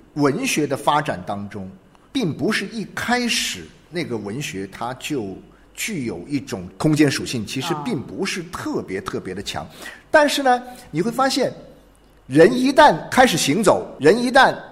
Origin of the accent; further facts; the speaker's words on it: China; 这是我们中国人是这样